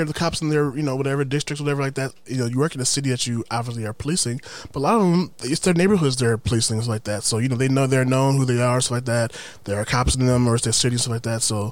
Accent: Milwaukee, Wisconsin, United States; moved away; I'm from Milwaukee. I grew up in Milwaukee where it's like predominantly black

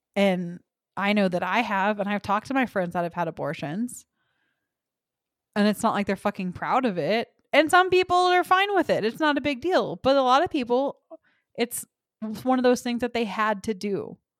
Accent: Texas, United States; moved away; I am from Texas

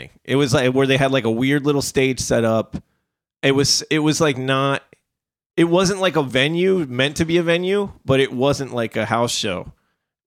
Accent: New Jersey, United States; also born or lived in Trenton / New Brunswick; Like, we're from New Jersey. I'm from New Jersey.

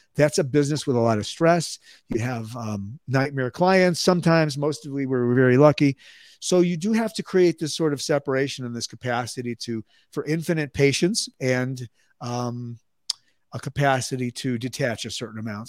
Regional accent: Skokie, Illinois, United States; moved away as an adult; also born or lived in Chicago, Illinois / Dallas, Texas; now in Albuquerque, United States; Chicago, Illinois, north side. I, uh, grew up in suburban Skokie

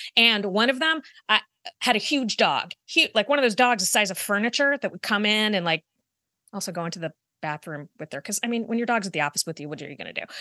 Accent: Virginia, United States; growing up in Virginia

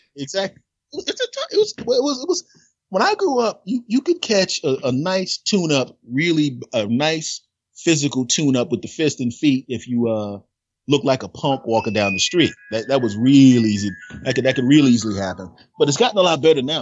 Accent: Philadelphia, Pennsylvania, United States; moved away; originally, Philadelphia, Pennsylvania.

